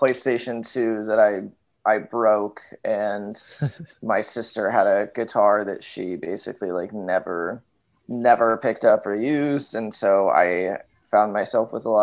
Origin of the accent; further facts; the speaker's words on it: Los Angeles, California, United States; I'm from Los Angeles